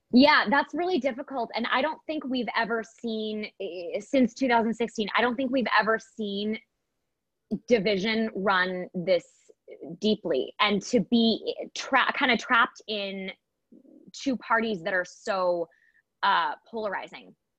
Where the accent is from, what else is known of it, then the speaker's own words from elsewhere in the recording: Michigan, United States; I was born and raised in Michigan um, a, a more liberal part of Michigan